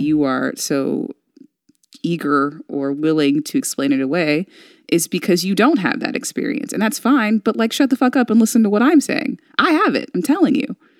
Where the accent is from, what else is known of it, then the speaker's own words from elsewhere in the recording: Texas, United States; now in California, United States; I'm from Texas